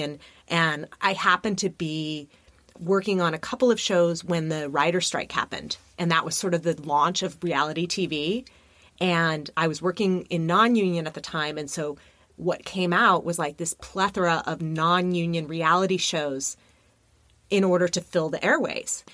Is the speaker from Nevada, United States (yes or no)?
no; Burbank, California, United States; also born or lived in New York City; now in Los Angeles, United States; I grew up in Burbank, which is, I'm a sixth generation California girl